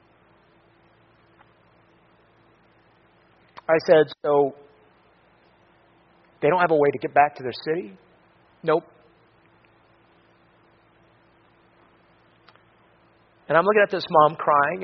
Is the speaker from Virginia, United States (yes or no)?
no; Florida, United States; I'm from Florida